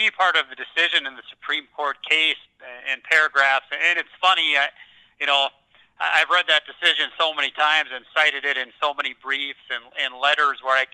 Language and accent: English; North Dakota, United States; growing up in North Dakota